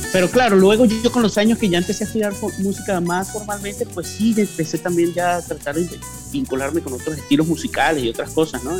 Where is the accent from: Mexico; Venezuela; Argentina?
Venezuela; Andean region of Venezuela; moved away as an adult; now in Miami, United States; yo soy andino, pues de la región andina, de la región montañosa de Venezuela